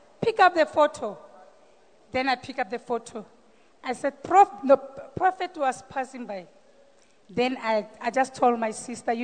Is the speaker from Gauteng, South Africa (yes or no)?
yes; Randfontein, Gauteng, South Africa; from Randfontein